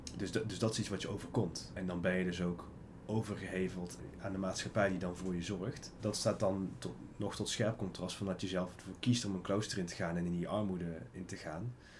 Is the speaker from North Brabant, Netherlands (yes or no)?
yes; North Brabant, Netherlands; als Brabander, als ondernemer